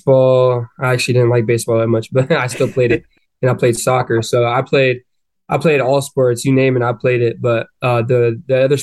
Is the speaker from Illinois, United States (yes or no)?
no; Chandler, Arizona, United States; moved away as an adult; now in Gainesville, United States; I grew up in Chandler, Arizona.